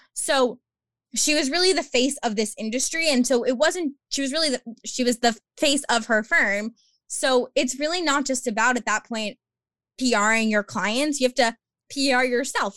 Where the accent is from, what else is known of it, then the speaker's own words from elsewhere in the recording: Long Island, New York, United States; I am from Long Island, New York, born and raised